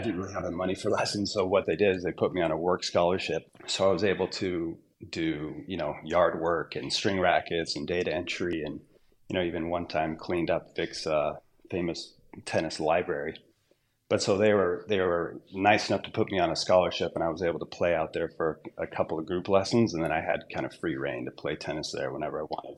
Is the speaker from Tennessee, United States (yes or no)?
no; Southern Utah, United States; also born or lived in Southern California / Orange County, California; When I was four years old, we moved to Southern Utah